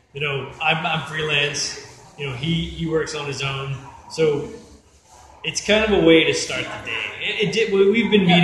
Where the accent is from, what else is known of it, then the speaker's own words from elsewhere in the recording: East Coast, United States; also born or lived in Santa Barbara; now in Los Angeles, United States; I came here from Santa Barbara, originally from the East Coast